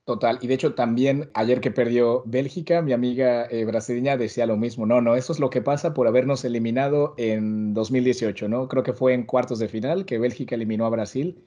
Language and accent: Spanish; Mexico; moved away; also born or lived in Madrid, Spain